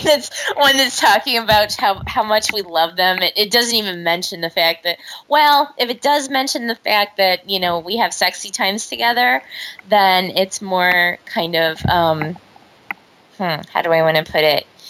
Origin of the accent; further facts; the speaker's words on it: Omaha, Nebraska, United States; moved away; where I grew up, that wasn't like a huge thing, you know. Right. I mean, in Omaha